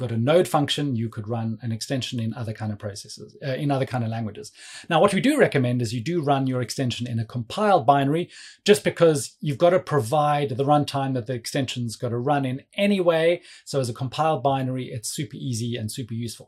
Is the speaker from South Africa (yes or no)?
yes; South Africa; now in London, United Kingdom; I'm based in London. Um, but yeah, please don't let my accent fool you. I'm actually originally from South Africa